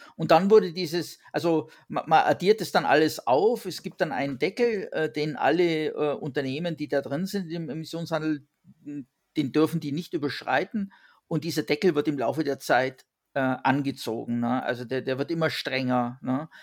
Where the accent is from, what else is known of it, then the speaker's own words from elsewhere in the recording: Allgäu, Bavaria, Germany; now in France; ich komme ja ursprünglich aus Bayern ähm, und bin sozusagen in 850 Meter Höhe geboren äh, mit den 2000ern vor der Nase, äh, im, also im Allgäu, im Voralpengebiet